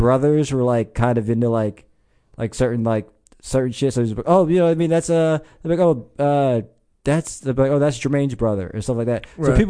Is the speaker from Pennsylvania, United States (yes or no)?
yes; Norristown, Pennsylvania, United States; I grew up in Norristown.